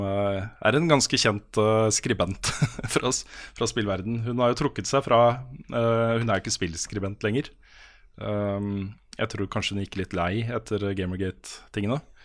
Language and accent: Norwegian; Norway; som nordmann